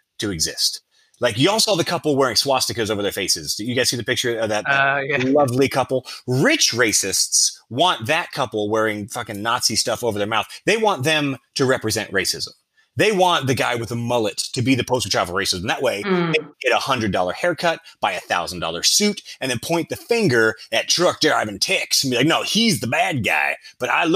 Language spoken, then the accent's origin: English; United States; we're American